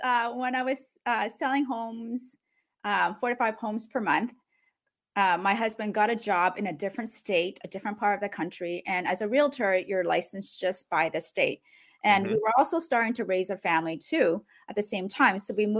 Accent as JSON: {"language": "English", "country": "Cambodia", "tie": "born there", "also_born_or_lived": "Canada", "said": "Well, I grew up. I was born in Cambodia during one of the roughest time in the country. So that was the genocide."}